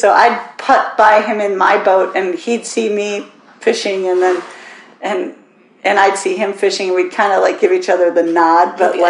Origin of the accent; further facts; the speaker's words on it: Minnesota, United States; accent: Minnesotan; now in Maupin, United States; So I grew up in Minnesota.